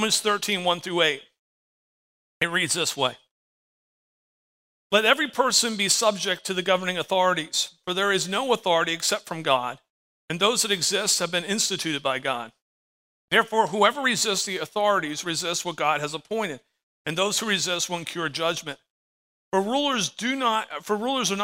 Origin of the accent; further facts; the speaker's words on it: United States; As an American, I live under the American flag